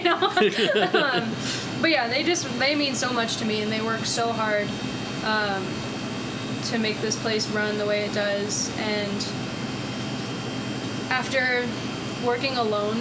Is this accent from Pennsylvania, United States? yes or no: yes; outside of Philadelphia, Pennsylvania, United States; moved away as an adult; also born or lived in Boston; now in Denver, United States; grew up outside of Philly, went to school in Boston, moved out here